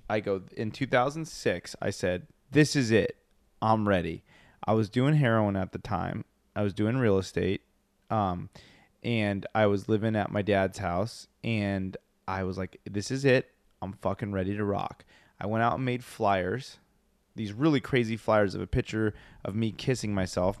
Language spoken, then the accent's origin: English; Pasadena, California, United States; we grew up in Pasadena